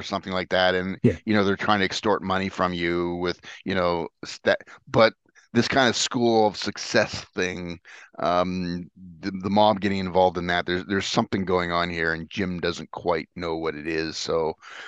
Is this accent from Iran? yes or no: no; Canada; I'm a Canadian